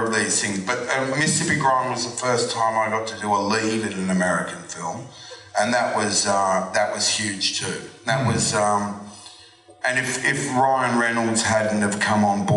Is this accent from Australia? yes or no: yes; Australia; growing up in Australia and being an Australian actor